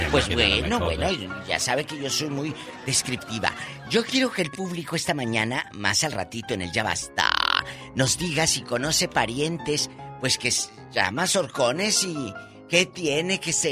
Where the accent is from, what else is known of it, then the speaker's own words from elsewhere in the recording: Guadalajara, Jalisco, Mexico; moved away; yo soy de allá de Guadalajara, Jalisco.